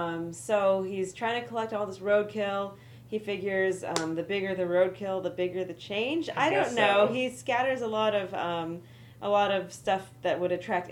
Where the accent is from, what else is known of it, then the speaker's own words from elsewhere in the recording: California, United States; I'm from California.